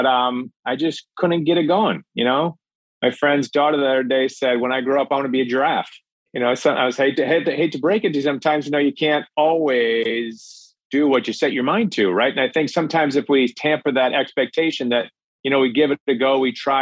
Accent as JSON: {"language": "English", "region": "Minnesota", "country": "United States", "tie": "born or raised there", "said": "I grew up in Minnesota, land of 10,000 lakes."}